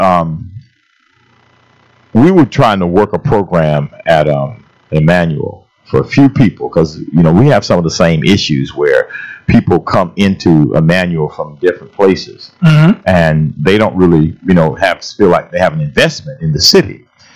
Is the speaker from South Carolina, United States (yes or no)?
no; St. Petersburg, Florida, United States; growing up in St. Petersburg